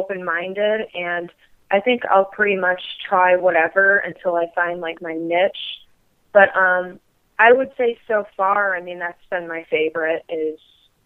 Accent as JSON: {"language": "English", "region": "Michigan", "country": "United States", "tie": "born or raised there", "said": "my hometown in Michigan"}